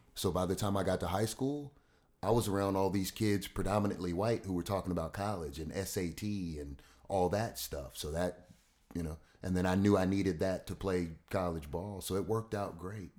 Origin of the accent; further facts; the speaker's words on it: Louisville, Kentucky, United States; moved away as an adult; now in Richmond, United States; Grew up in Louisville, Kentucky, on, uh, thirteenth and Muhammad Ali Boulevard